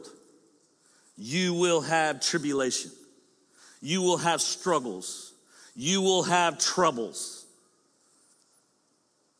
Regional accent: the South, United States; I'm from the South, we slur

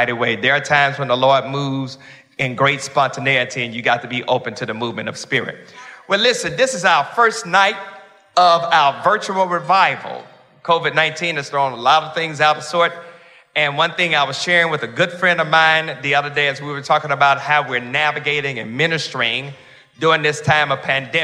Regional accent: Mississippi, United States; I'm from Mississippi, I know a little bit about farming

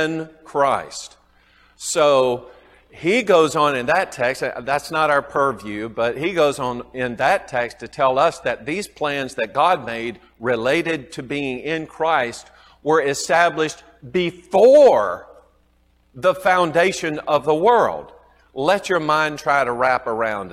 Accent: the South, United States; accent: southern; my southern accent

